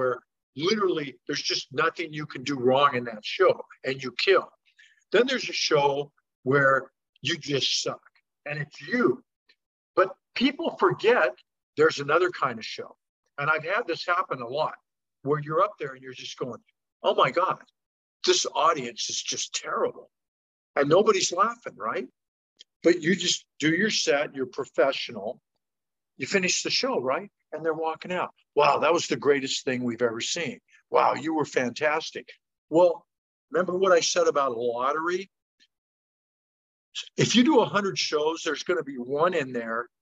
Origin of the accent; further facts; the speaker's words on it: Portland, Oregon, United States; Harvey's in Portland, because that's my hometown